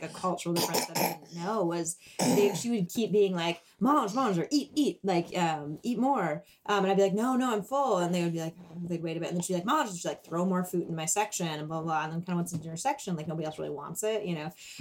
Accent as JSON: {"language": "English", "region": "Wisconsin", "country": "United States", "tie": "born or raised there", "moved": "yes", "said": "I'm from Wisconsin. If I was back in my hometown"}